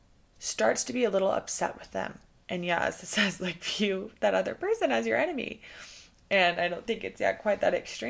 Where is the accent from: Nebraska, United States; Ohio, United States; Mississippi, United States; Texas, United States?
Texas, United States; moved away; I'm from Texas. I love Texas, and I have so much Texas pride